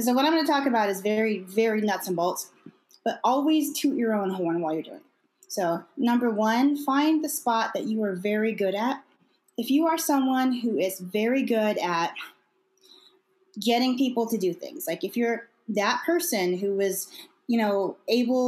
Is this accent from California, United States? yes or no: yes; Imperial County, California, United States; moved away as an adult; also born or lived in Thousand Oaks, California; now in Riverside County, United States; I'm from Imperial County, and quite frankly, there's not a lot of resources in Imperial County